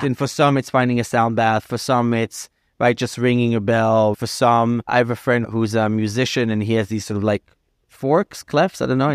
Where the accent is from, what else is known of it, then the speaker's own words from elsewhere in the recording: New York, United States; also born or lived in Los Angeles; as a New Yorker